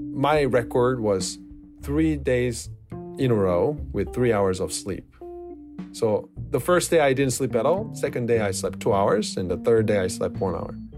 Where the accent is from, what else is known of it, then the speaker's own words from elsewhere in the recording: South Korea; I'm from South Korea